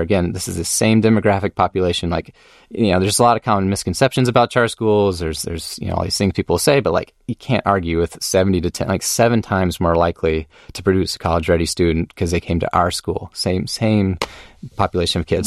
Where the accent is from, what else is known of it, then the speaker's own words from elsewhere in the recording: Austin, Texas, United States; also born or lived in Durham, North Carolina / Atlanta / Los Angeles; I had a great upbringing here in Austin.